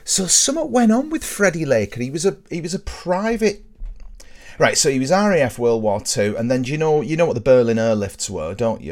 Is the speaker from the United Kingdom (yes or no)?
yes; near Burtonwood, North West England, United Kingdom; where I grew up, Burton Wood was sort of, you know, a big deal